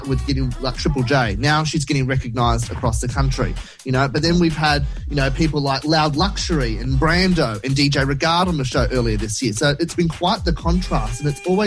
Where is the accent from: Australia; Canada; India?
Australia; Blacktown, New South Wales; We are both from Blacktown.